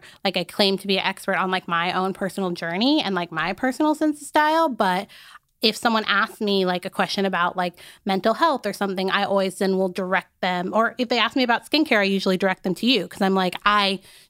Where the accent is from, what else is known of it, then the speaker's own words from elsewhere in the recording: Arizona, United States; I grew up in Arizona. There wasn't a ton of like Black women in general.